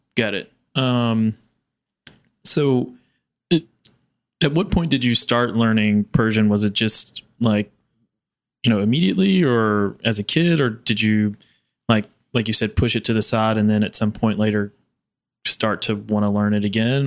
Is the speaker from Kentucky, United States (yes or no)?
yes; Kentucky, United States; born or raised there; moved away